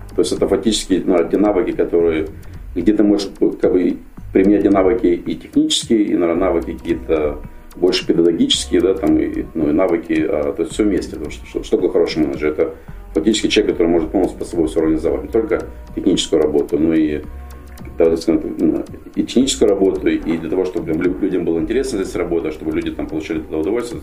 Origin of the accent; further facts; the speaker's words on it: Ukraine; moved away as an adult; also born or lived in Kharkiv, Ukraine / United States; я был выходец из Украины